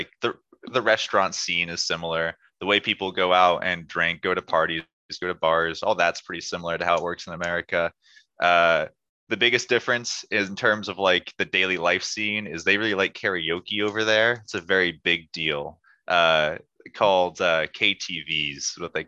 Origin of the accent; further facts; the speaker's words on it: United States; moved away as an adult; Being an American gave me certain privileges